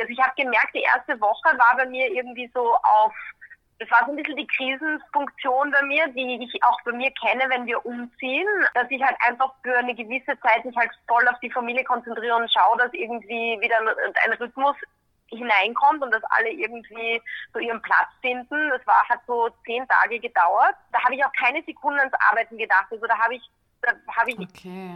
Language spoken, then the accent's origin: German; Graz, Styria, Austria; moved away as an adult; also born or lived in California / London; now in Vienna, Austria; ich bin ursprünglich aus Graz